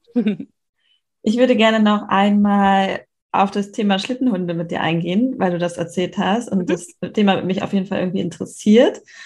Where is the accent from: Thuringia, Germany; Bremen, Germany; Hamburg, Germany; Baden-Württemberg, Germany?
Hamburg, Germany; ich bin ja selber in Hamburg aufgewachsen